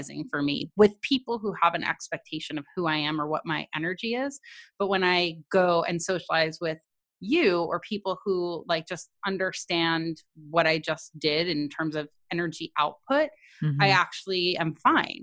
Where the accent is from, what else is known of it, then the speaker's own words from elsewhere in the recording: near Montclair, New Jersey, United States; moved away; Montclair, New Jersey, which is near my hometown